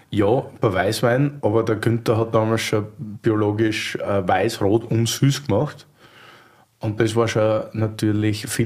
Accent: Styria, Austria; ihr Steirer seid, wie ich

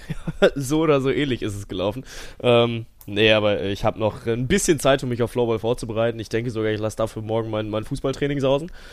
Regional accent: Cologne, North Rhine-Westphalia, Germany; ich komme aus Köln

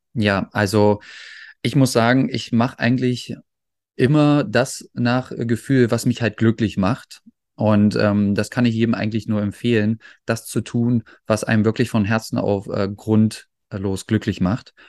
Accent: Magdeburg, Saxony-Anhalt, Germany; now in Netherlands; bei uns in Magdeburg

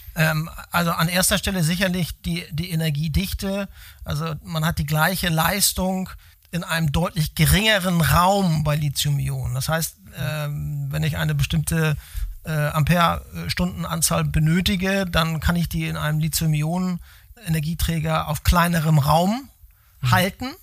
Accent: Hamburg, Germany; moved away as an adult; Ich bin Ur-Hamburger

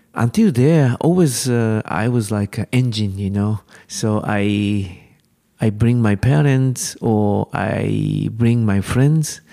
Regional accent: Japan; English is a second language; Japanese climber, we are far from European climbing scene.

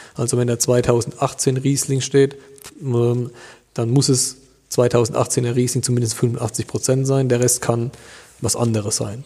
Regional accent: Duttweiler, Rhineland-Palatinate, Germany; bei uns in Duttweiler

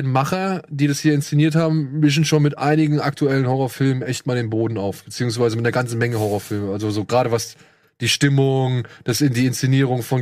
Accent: France; Nee, oder, ich komme aus

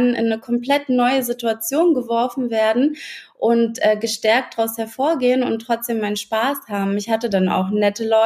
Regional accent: Berlin, Germany; moved away as an adult; now in Brandenburg, Germany; Ich bin ja auch eine Berlinerin eigentlich.

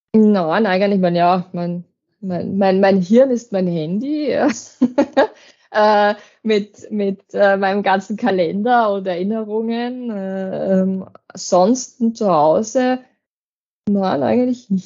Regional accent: Waldviertel, Lower Austria, Austria; ich bin ja doch aus dem Waldviertel

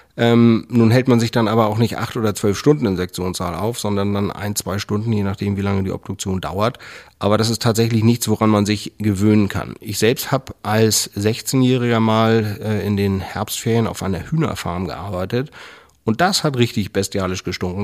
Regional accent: Schleswig-Holstein, Germany; Ich bin in Schleswig-Holstein groß geworden, in der Nähe vom Schloss Gottorf

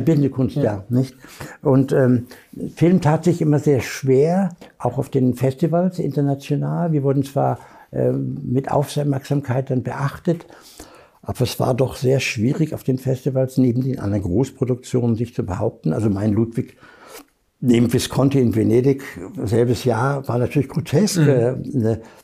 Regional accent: Germany; als Deutscher

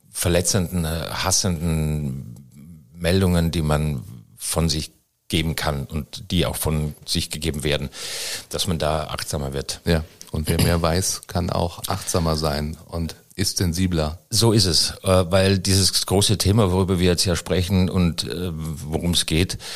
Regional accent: Styria, Austria; Aus der Steiermark. Aus jo, Steiermark.

